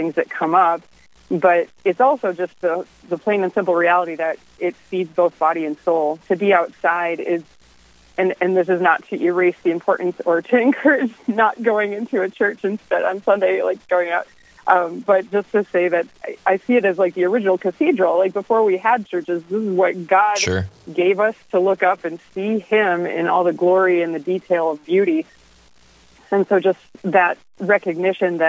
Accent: Minneapolis, Minnesota, United States; I am from Minnesota, Minneapolis

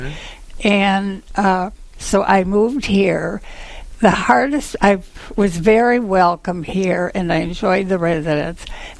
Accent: Cooperstown, New York, United States; moved away; I grew up in Cooperstown, and we still have our family home there

